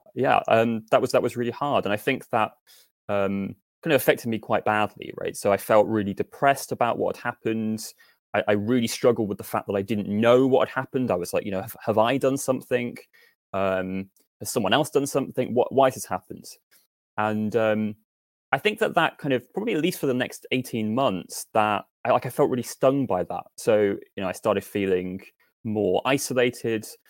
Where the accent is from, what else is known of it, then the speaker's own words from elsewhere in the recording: Northampton, East Midlands, United Kingdom; moved away as an adult; also born or lived in Nottingham; I grew up in Northampton, um, which is where I am now